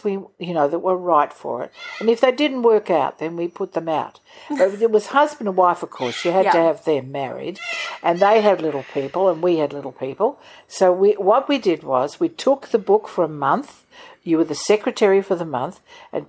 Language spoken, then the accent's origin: English; Victoria, Australia; moved away as an adult; also born or lived in Sydney, New South Wales / Hamilton, Victoria / Toowoomba, Queensland; now in Gold Coast, Australia; My father was gone for many years up in New Guinea. He was in the Air Force. My mother and I had to go and live with my grandmother in Hamilton in Victoria.